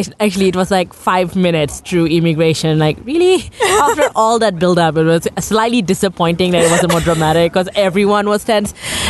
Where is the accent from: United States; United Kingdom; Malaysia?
Malaysia; now in Australia; I am originally from Malaysia and currently live in Australia.